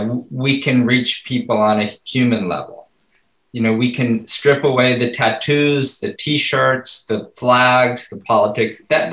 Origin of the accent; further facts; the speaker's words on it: New York City, New York, United States; I was born in New York City.